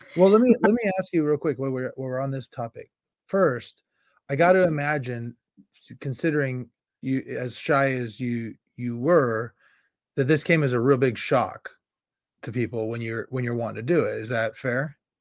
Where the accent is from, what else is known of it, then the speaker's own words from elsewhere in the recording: Carmichael, California, United States; I was from the Carmichael stake and I bounced in and out my home ward the whole time